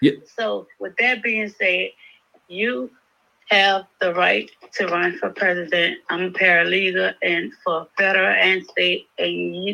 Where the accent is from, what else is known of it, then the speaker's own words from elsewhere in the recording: Louisiana, United States; I'm from Louisiana